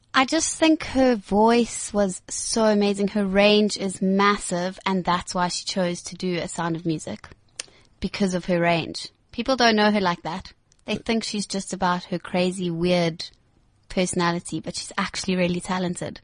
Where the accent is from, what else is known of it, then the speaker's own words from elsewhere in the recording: Johannesburg, Gauteng, South Africa; I grew up in Four Ways. I went to Danfin College, that kind of area